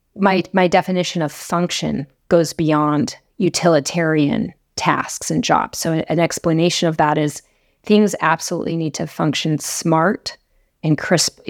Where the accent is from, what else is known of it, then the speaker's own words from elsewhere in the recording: Laramie, Wyoming, United States; I grew up in Laramie, Wyoming